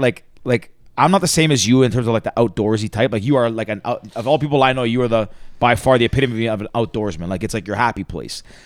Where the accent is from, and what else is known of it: Toronto, Ontario, Canada